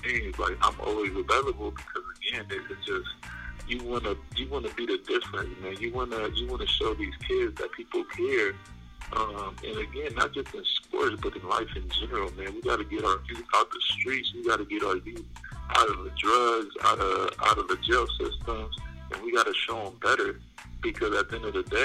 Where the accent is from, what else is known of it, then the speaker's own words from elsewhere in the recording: Compton, California, United States; also born or lived in Mexico; I'm Mexican born. My parents migrated here to Compton, California when I was 1-2 years old. So I grew up in Compton